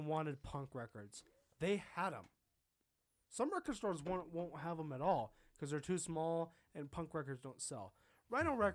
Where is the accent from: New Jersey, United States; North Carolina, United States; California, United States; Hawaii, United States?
California, United States; Rancho Cucamonga; now in Mexico; I'm from Rancho Cucamonga, California